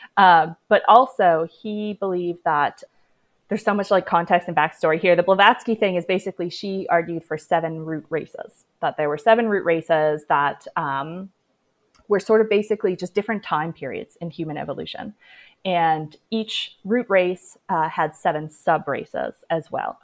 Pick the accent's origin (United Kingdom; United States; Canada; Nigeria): Canada; I am Canadian